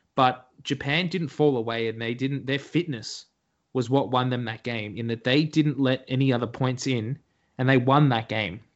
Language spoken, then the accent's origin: English; Australia; we're Aussies.